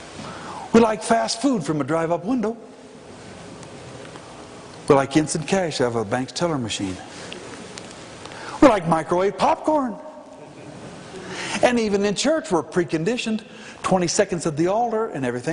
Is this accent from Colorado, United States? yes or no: yes; Pueblo, Colorado, United States; also born or lived in Denver; I was born in Denver, but from age 2 through 18 lived in Pueblo, just 45 miles south.